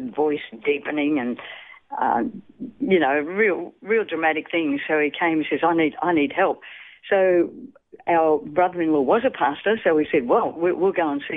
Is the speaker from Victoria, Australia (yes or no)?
yes; Gippsland, Victoria, Australia; I was born in Longwarri, which is a little country town in Gippsland. And, yeah, from there we went and moved to a farm, but that's where my early years started, little country town.